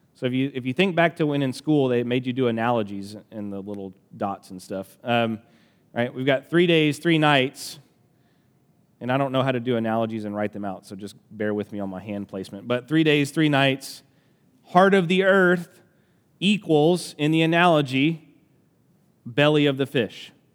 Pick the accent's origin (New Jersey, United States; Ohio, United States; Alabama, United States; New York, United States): Alabama, United States; accent: country; I'm from Alabama, so this is gonna come out country